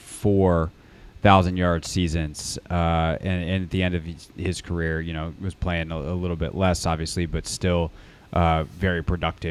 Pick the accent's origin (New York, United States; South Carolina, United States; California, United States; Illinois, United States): South Carolina, United States; Greenville; growing up in Greenville, South Carolina